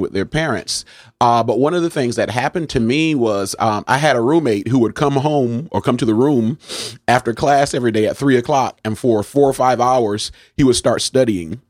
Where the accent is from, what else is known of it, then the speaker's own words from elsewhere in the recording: New Haven, Connecticut, United States; am a native of New Haven